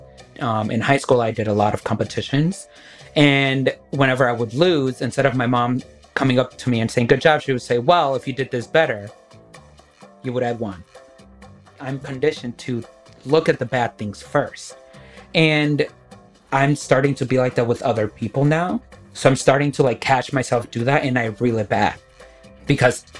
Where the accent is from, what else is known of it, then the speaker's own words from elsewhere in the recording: Waukegan, Illinois, United States; I am from Waukegan, Illinois, so you know I'm a little bit from the hood